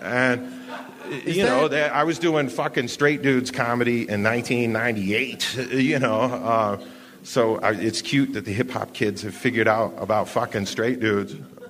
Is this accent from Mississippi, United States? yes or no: no; New Hampshire, United States; I'm from New Hampshire